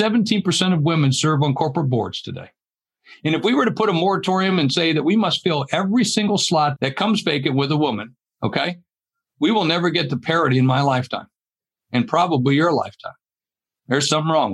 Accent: the South, United States; moved away; where I grew up down in the South

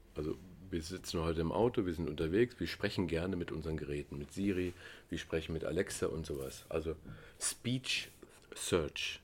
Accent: Germany; also born or lived in East Germany; ich bin Deutscher

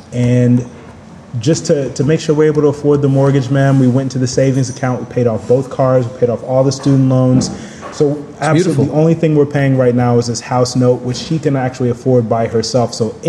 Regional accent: Dallas, Texas, United States; It's expensive to me because I'm from Dallas. So, that's twice as much as any apartment in Dallas.

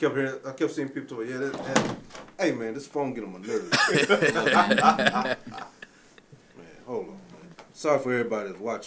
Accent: Kentucky, United States; accent: country; now in Florida, United States; Like, I'm not originally from here. So I might sound a lot more country to everybody else. I'm from Kentucky.

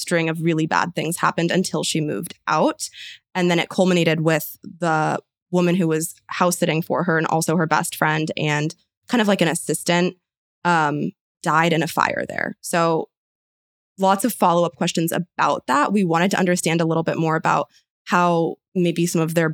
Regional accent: San Francisco, California, United States; I am also from San Francisco

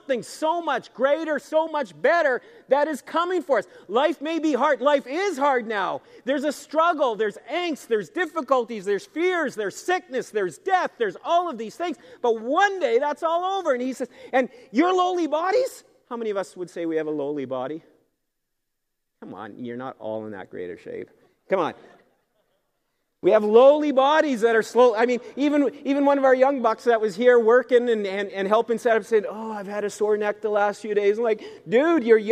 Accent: Canada; being a Canadian citizen is something to be treasured. This is a great country to be from.

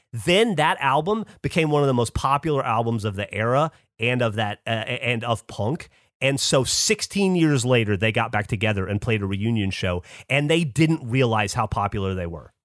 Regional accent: Alabama, United States; moved away; I grew up hating being from Alabama, hating being an Alabamian.

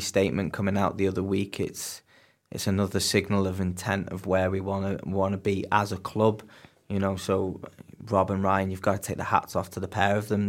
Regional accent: Warrington, North West England, United Kingdom; moved away as an adult; now in Bangor-on-Dee, United Kingdom; I'm originally from England, um, grew up in Warrington

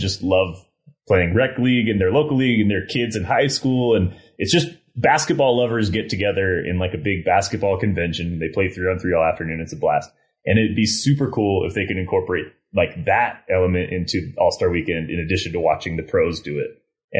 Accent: Salem, Oregon, United States; my hometown of Salem, Oregon

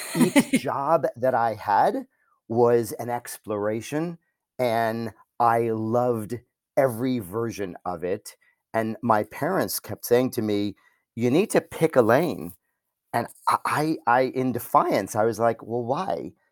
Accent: New York, United States; I'm a New Yorker

